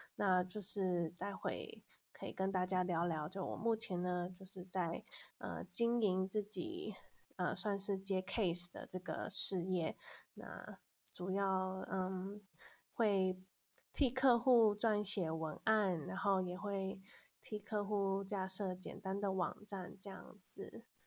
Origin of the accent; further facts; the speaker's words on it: Kaohsiung, Taiwan; moved away as an adult; also born or lived in northern Taiwan; 我是高雄人，然后我大学之后就基本上一直待在北部